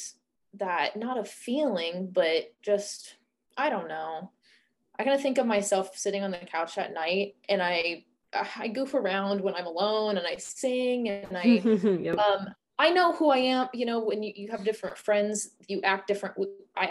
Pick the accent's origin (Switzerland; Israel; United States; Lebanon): United States; Indiana; I'm a white woman, I'm from Indiana